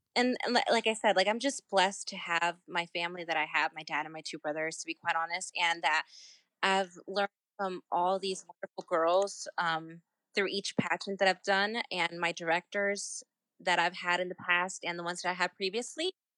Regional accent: Virginia, United States; my home state

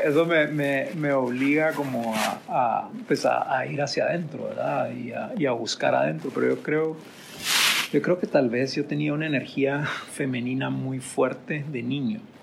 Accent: Guatemala; nosotros nacimos en Guatemala, estamos en Guatemala

